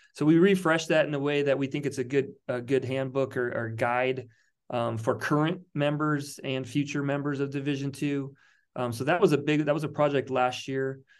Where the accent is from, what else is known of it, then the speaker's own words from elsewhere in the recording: South Dakota, United States; moved away as an adult; now in Monterey Bay, United States; I grew up in South Dakota